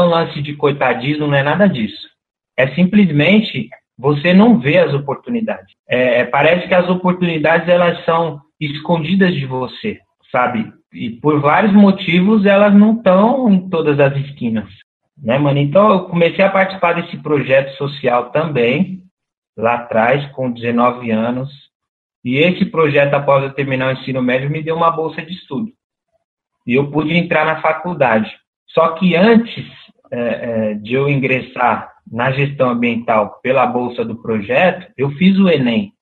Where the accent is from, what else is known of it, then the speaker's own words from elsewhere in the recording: São Paulo, Brazil; no Brejo, que foi onde eu cresci dos 7 aos 14 anos